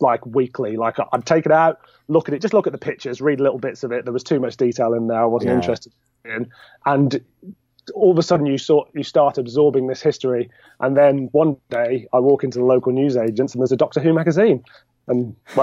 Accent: Birmingham, West Midlands, United Kingdom; I'm from Birmingham

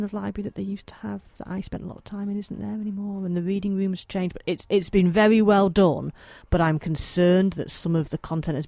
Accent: Manchester, North West England, United Kingdom; I'm local to Manchester, as you may be able to tell by my slight accent

